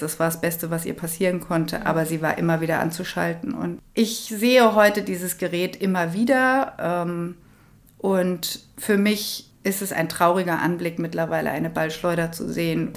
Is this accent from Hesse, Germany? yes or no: yes; Kronberg, Hesse, Germany; moved away as an adult; Ich bin hier auch im Taunus groß geworden. In Kronberg, da bin ich ja jetzt wieder